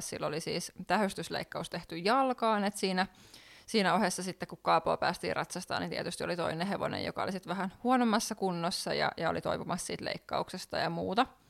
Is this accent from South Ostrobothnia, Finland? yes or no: no; Lohja, Uusimaa, Finland; moved away as an adult; now in Helsinki, Finland; niin ollaan tosiaan Lohjalta kotosen ja siellä vietetty lapsuus